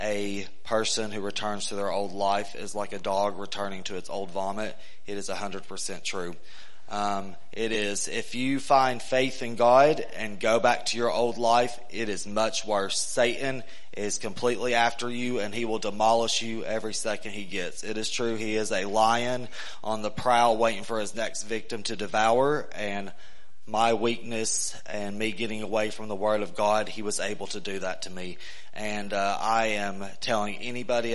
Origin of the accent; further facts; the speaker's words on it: East Tennessee, United States; I'm from East Tennessee